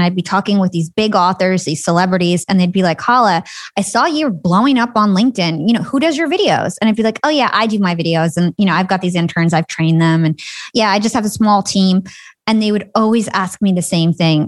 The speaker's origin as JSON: {"language": "English", "region": "New Jersey", "country": "United States", "tie": "born or raised there", "said": "So I am from New Jersey. I'm Palestinian. I grew up in, like, a middle-class town"}